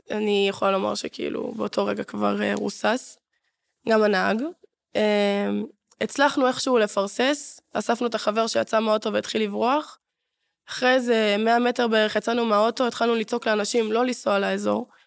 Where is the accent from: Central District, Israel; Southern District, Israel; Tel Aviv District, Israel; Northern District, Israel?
Southern District, Israel; Ashdod; ואני בתור אשדודית